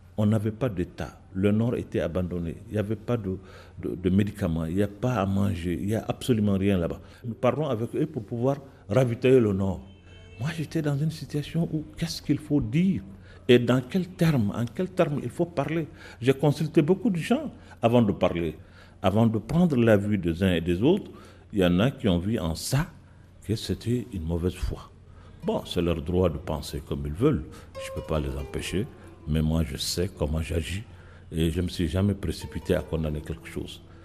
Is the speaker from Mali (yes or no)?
yes; Timbuktu, Tombouctou Region, Mali; Je suis de Tombouctou